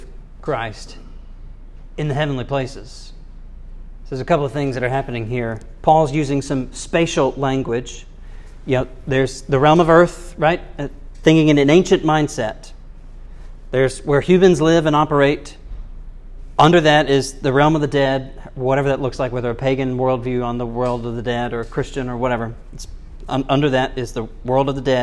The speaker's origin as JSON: {"language": "English", "country": "United States", "said": "I'm an American"}